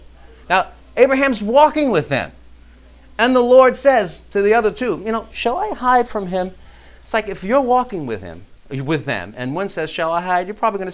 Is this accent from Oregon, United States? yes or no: no; New York, United States; well, I came from New York, right?